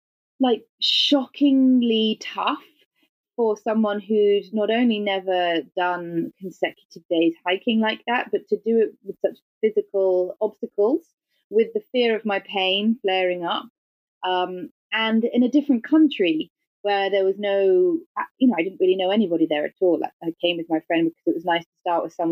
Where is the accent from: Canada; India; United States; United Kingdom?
United Kingdom; England; accent: English; my English accent and being British